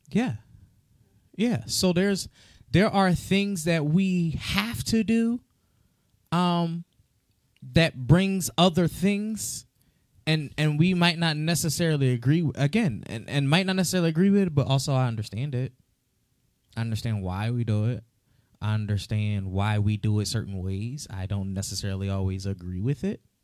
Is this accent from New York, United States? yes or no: no; Philadelphia, Pennsylvania, United States; also born or lived in Florida; I went from Florida to Philadelphia. Oh, God. But growing up in the city of Philadelphia